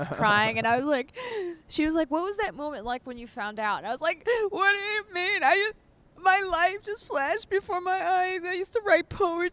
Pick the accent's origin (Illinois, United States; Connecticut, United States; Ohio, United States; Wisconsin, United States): Illinois, United States; Chicago; I'm from Chicago, which is the home of house music.